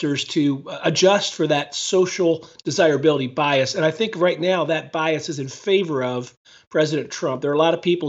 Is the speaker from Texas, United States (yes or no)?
no; Philadelphia, Pennsylvania, United States; moved away as an adult; also born or lived in Washington, D.C.; now in Ohio, United States; My wife and I both grew up on the East Coast in the Philadelphia area.